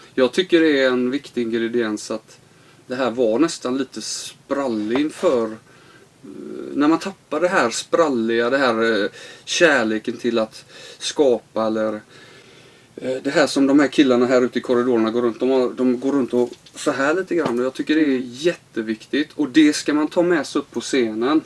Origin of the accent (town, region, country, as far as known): Sweden; also born or lived in Los Angeles, United States